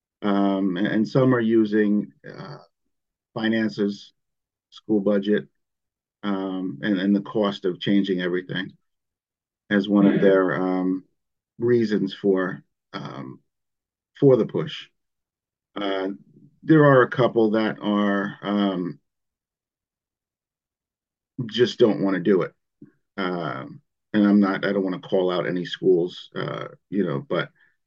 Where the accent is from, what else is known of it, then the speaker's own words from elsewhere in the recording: Southampton, New York, United States; I was born and raised here in Southampton on Shinnecock territory.